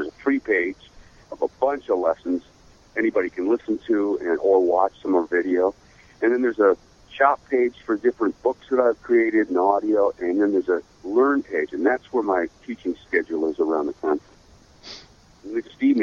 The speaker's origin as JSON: {"language": "English", "town": "Seattle", "region": "Washington", "country": "United States", "tie": "born or raised there", "also_born_or_lived": "Idaho / Los Angeles", "moved": "yes", "said": "I have a ranch in Idaho, and I grew up in Seattle"}